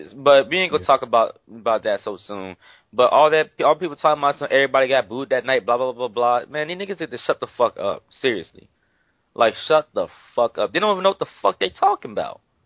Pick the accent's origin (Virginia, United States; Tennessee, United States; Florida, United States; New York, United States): Florida, United States; Miami; I'm from Miami